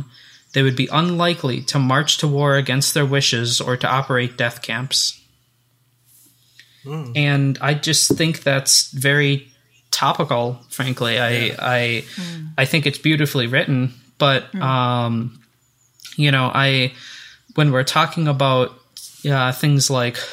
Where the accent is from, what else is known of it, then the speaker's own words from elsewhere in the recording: United States; I'm an American